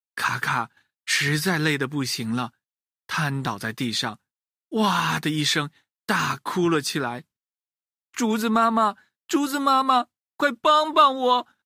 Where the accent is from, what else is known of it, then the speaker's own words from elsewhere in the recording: China; 孝顺一直是我们中国人的传统美德